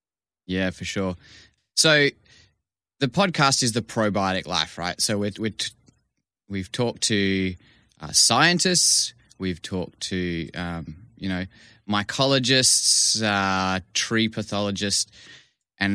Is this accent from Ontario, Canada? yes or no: no; Vancouver, British Columbia, Canada; I grew up in Vancouver and was able to. Basically, we lived near the University of British Columbia because that's where my dad was studying